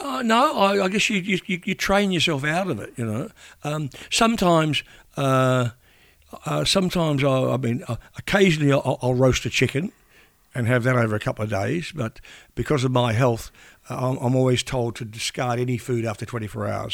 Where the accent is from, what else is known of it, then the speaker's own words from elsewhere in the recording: New Plymouth, Taranaki, New Zealand; now in Australia; growing up in New Zealand